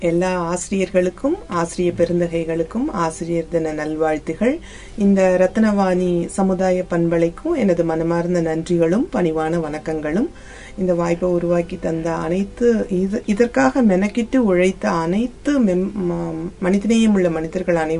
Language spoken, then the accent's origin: Tamil; Devakottai, Tamil Nadu, India; நான் வந்து தேவக்கோட்டையில பிறந்தேன் அந்த தேவக்கோட்டையில பிறந்து அந்த நகரத்தார்களோட கந்த சஷ்டி விழா கழகத்துல எல்லாம் போய் சொற்பொழிவெல்லாம் கேட்டுதான் வளர்ந்தேன்